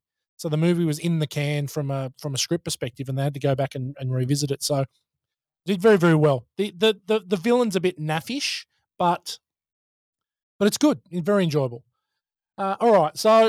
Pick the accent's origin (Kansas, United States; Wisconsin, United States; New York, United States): Wisconsin, United States; And, you know, I'm from Wisconsin in the States.